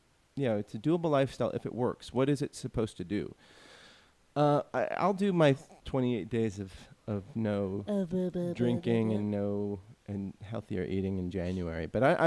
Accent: California, United States; I was born in California.

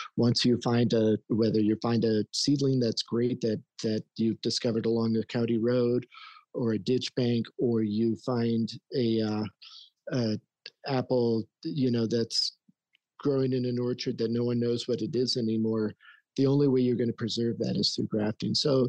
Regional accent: Denver, Colorado, United States; also born or lived in Leadville, Colorado; I was born up in Denver

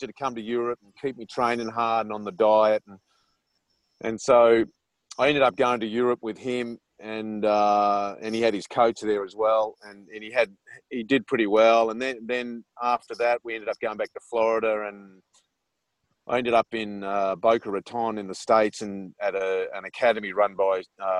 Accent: Australia; accent: Australian; moved away

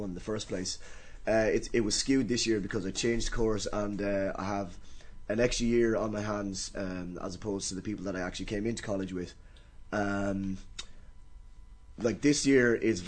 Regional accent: Carlow, Leinster, Ireland; I was from Carlow.

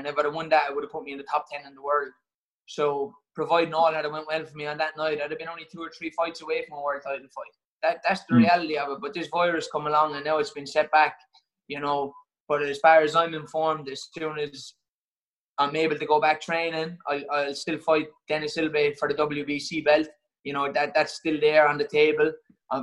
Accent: Waterford, Munster, Ireland; moved away as an adult; now in Manchester, United Kingdom; I'm from Waterford

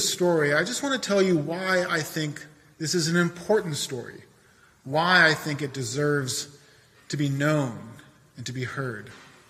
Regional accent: Boston, Massachusetts, United States; I'm from the South End of Boston, which is where I was born and raised, not too far from here.

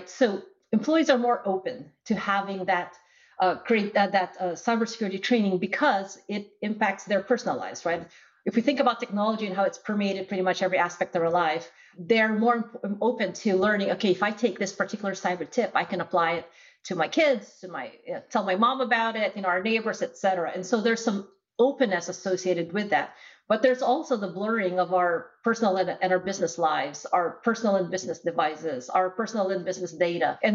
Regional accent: Philippines; now in United States; So, I'm originally from the Philippines. I uh, moved to the US for college.

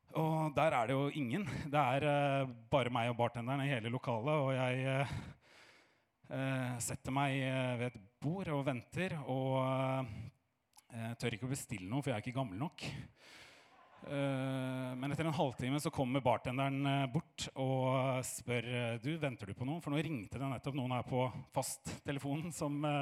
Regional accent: Oslo, Norway; jeg er fra Fagerborg

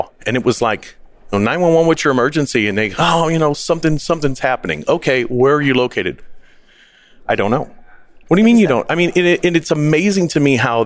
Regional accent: Missouri, United States; I'm from Missouri area

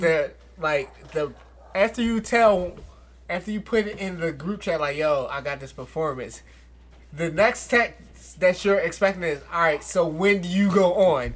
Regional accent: Philadelphia, Pennsylvania, United States; I was from Philly

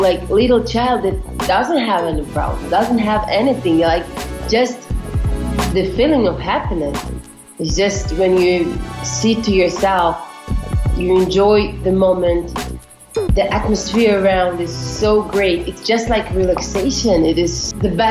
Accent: Yekaterinburg, Sverdlovsk Oblast, Russia; I'm from Russia, from Ekaterinburg

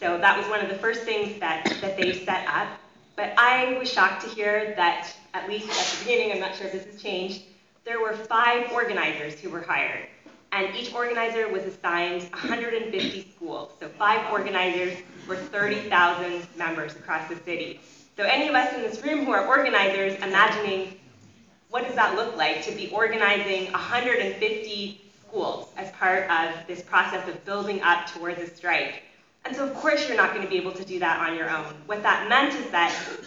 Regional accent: Canada; now in United States; being a Canadian, but who's working in the States

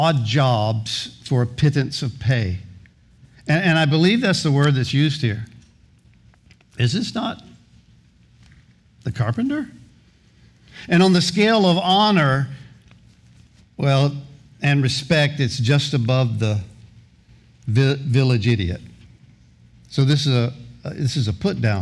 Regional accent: Gulf Breeze, Florida, United States; also born or lived in Kansas City, Missouri; I grew up here in Pensacola in Gulf Breeze

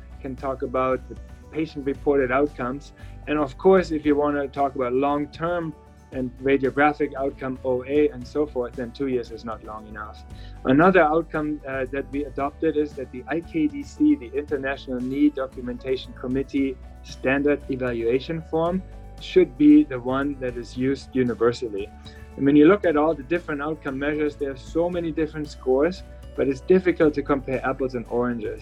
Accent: Berlin, Germany; moved away as an adult; now in Pittsburgh, United States; I'm from Berlin in Germany and moved to Pittsburgh in 2000.

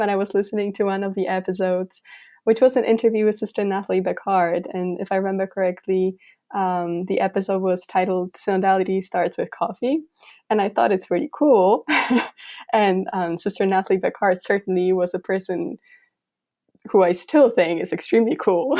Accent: rural village in eastern Poland, Poland; moved away as an adult; now in Philadelphia, United States; I am from Poland. I grew up in this very, very rural village

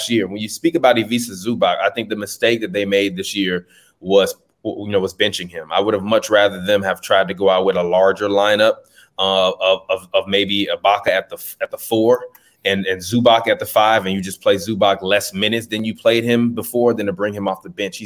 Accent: Chicago, Illinois, United States; I'm from the South Side of Chicago

